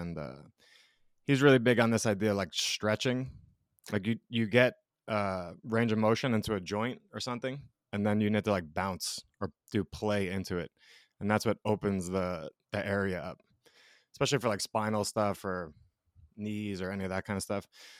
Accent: New York, United States; also born or lived in Colorado / Georgia; Yeah, I grew up in New York, in between like Brooklyn and Long Island.

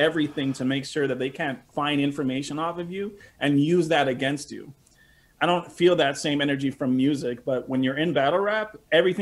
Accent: Montreal, Quebec, Canada; I was actually born and raised in St. Henry

